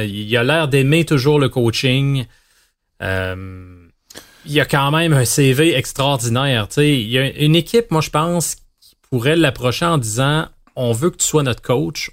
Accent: Quebec, Canada

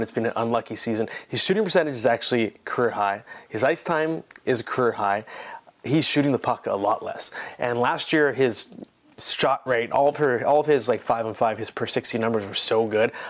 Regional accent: Ottawa, Ontario, Canada; now in Toronto, Canada; I am in Ottawa in a hotel room. This is my hometown, by the way, born here.

